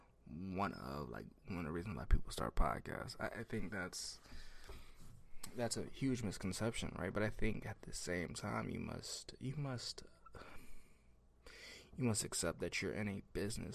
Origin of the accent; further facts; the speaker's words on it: the South, United States; I'm from the South